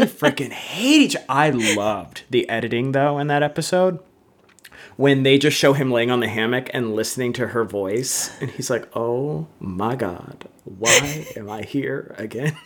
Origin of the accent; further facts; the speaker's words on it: Seattle, Washington, United States; we're both from Seattle.